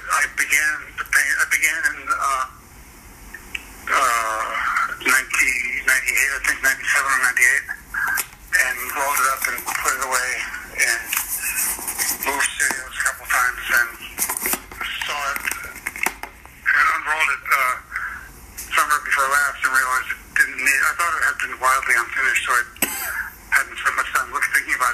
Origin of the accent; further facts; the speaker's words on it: Connecticut, United States; now in New York, United States; I was born in Connecticut